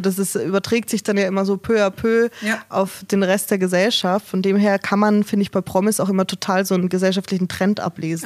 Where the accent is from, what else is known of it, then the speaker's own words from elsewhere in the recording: Germany; Bei uns in Deutschland